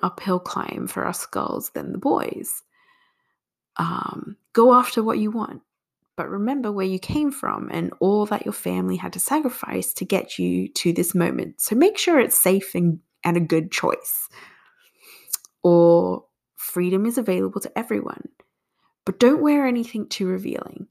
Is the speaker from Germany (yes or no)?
no; Australia; moved away as an adult; also born or lived in Singapore; now in United States; I was born in Singapore and migrated to Australia when I was two years old. Then, at 24, I moved to the US.